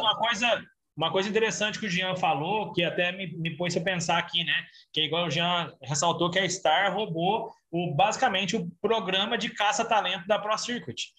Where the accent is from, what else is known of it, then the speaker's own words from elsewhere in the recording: Brazil; eu sou do Brasil